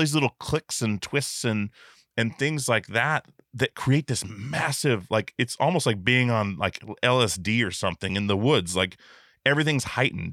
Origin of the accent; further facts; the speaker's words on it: Alaska, United States; I'm from Alaska, so, like, running into bears was a regular thing